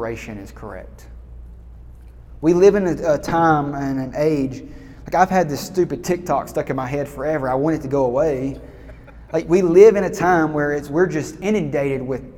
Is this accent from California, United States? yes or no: no; Alabama, United States; I'm from Alabama